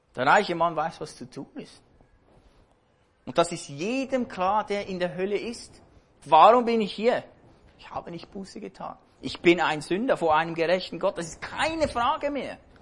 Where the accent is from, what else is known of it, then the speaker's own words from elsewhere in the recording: Switzerland; hier bei uns in der Schweiz.